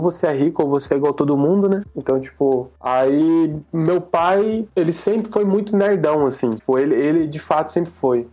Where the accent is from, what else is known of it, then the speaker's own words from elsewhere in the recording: Caçapava, São Paulo, Brazil; eu cresci em Caçapava, é uma cidade bem pequena